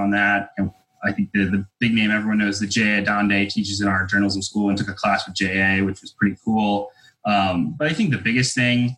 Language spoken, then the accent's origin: English; Albany, New York, United States; I grew up and was in the Albany, New York area